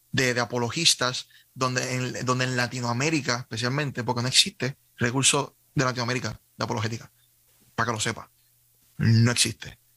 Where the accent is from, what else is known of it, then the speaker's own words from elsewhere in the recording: Carolina, Puerto Rico; Eh, soy de Carolina, ¿y qué pasó?